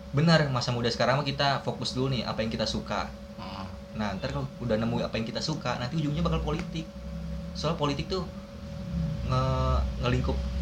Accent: Tangerang, Banten, Indonesia; gua orang Tangerang

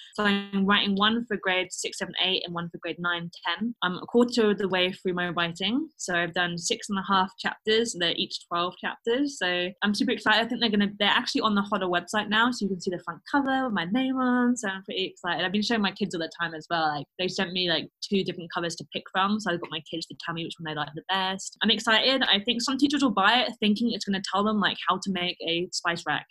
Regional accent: London, United Kingdom; moved away as an adult; now in Stuttgart, Germany; I'm a Londoner. So I go home to London

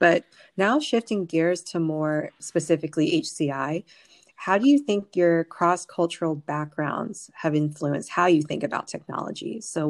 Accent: United States; growing up in the United States, but with my family being Vietnamese

